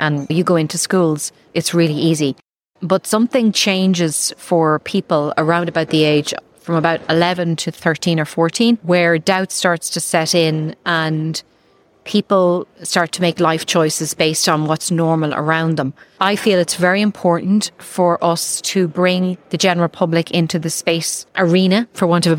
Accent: Ireland; I came from Ireland

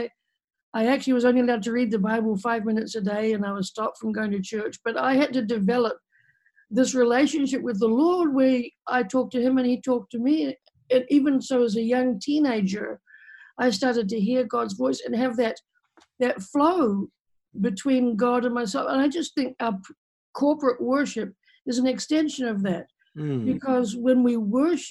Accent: New Zealand; moved away as an adult; now in Texarkana, United States; I'm from New Zealand. I've lived in America for over 30 years

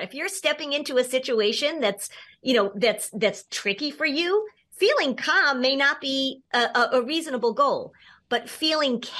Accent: Hartford, Connecticut, United States; moved away; Hartford, which, by the way, is my hometown, actually. I grew up watching WFSB

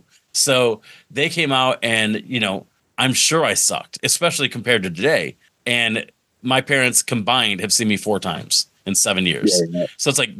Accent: Binghamton, New York, United States; moved away as an adult; also born or lived in Mansfield, Pennsylvania; I started in Binghamton, my hometown, and I had moved away for 10 years

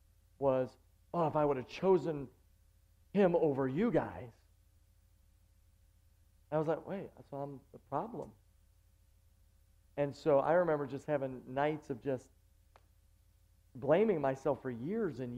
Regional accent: Buffalo, New York, United States; moved away as an adult; now in Long Island, United States; I'm just a nobody kid from Buffalo, New York that grew up to just pastor a church in Long Island.

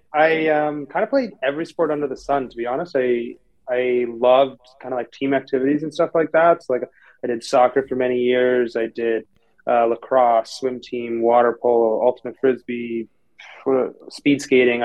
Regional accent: Toronto, Ontario, Canada; moved away as an adult; now in California, United States; I'm from Toronto, Canada. Grew up there, born and raised

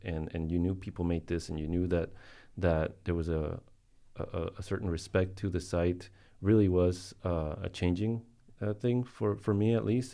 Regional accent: Colombia; I was born in Colombia

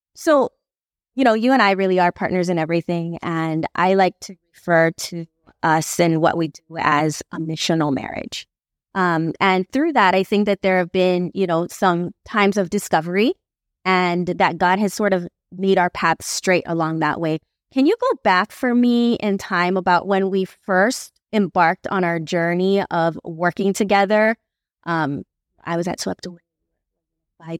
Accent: Makaha, Hawaii, United States; I grew up in Makaha my entire life

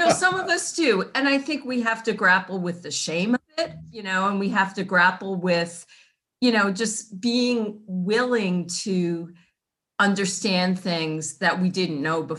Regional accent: New York City, New York, United States; also born or lived in Dix Hills, Huntington, New York; where I grew up in Queens was basically housing for veterans and their families. It was one of those, communities, but there were no people of color there.

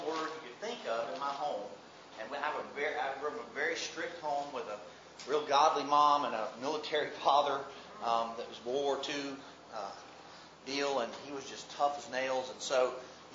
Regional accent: Mobile, Alabama, United States; also born or lived in Birmingham, Alabama; I grew up here in Mobile, Alabama

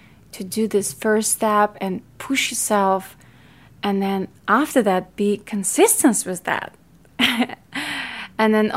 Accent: Ukraine; accent: Ukrainian; English is a second language; now in United States; I was born in Ukraine and raised in Ukraine, so I speak Ukrainian and Russian, and then I learned English in America when I moved

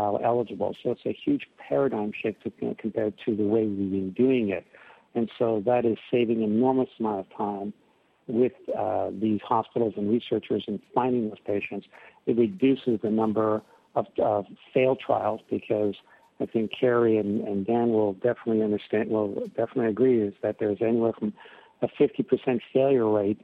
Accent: Canada; now in California, United States; I'm Canadian

